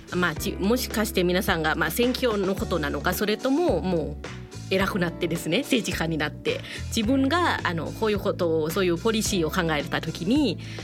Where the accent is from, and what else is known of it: Thailand; now in Japan